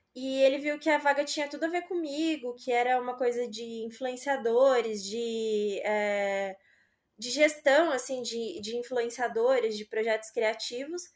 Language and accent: Portuguese; Aparecida, São Paulo, Brazil; moved away as an adult; now in São Paulo, Brazil; Eu sou de Aparecida, mas eu morava lá trabalhei é, nessa mesma empresa por uns quatro anos